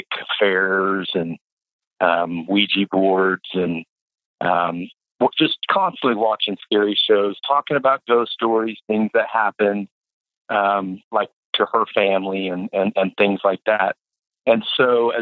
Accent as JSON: {"language": "English", "town": "Tulsa", "region": "Oklahoma", "country": "United States", "tie": "born or raised there", "said": "the house that I grew up in was in Red Fork"}